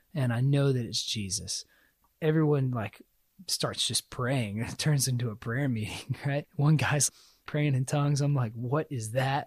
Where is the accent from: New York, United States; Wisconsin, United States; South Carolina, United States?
South Carolina, United States; moved away; I grew up in South Carolina, so the Bible Belt.